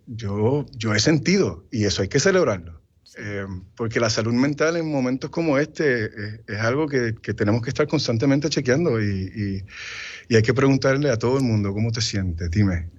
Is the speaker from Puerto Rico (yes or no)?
yes; Puerto Rico; now in United States; Yo soy puertorriqueño hasta en la luna. Y toda mi familia vive en Puerto Rico. Yo me fui de Puerto Rico porque la carrera me lo exigió.